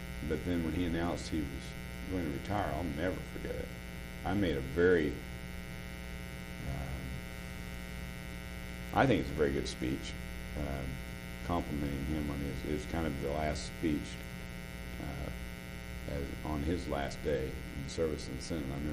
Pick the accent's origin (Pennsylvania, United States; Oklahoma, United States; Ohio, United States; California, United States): Oklahoma, United States; I'm from Oklahoma